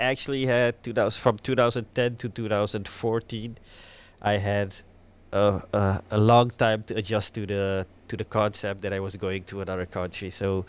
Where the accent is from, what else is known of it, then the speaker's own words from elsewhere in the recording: Suriname; moved away as an adult; now in Netherlands; I was born in Suriname, and when I was about 29, I moved here for my girlfriend, who is now my wife.